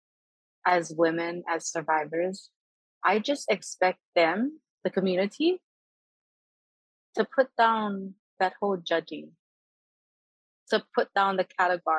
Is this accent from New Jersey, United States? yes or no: no; Hawaii, United States; as a Kanaka, as a Hawaiian